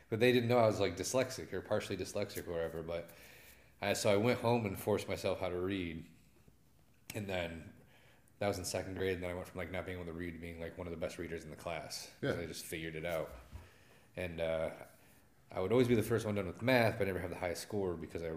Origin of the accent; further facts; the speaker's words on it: Adrian, Michigan, United States; growing up in Adrian